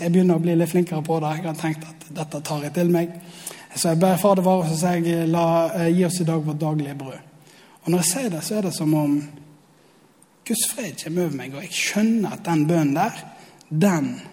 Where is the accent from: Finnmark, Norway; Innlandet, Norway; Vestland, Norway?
Vestland, Norway; Osterøy; jeg kommer fra Osterøy.